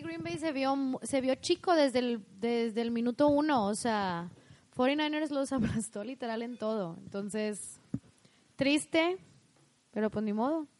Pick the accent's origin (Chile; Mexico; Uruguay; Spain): Mexico; somos mexicanos.